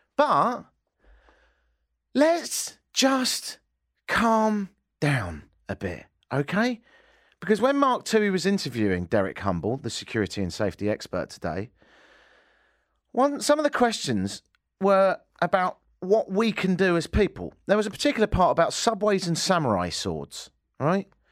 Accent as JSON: {"language": "English", "region": "England", "country": "United Kingdom", "tie": "born or raised there", "also_born_or_lived": "Canada", "moved": "as an adult", "lives_now": "Toronto, Canada", "said": "I grew up in England"}